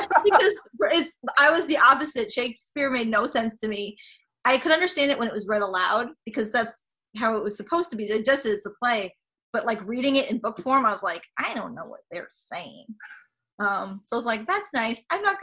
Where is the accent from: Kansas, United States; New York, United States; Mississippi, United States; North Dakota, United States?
New York, United States; So I grew up here in New York. We live outside the city, about 30 minutes outside the city in the suburbs.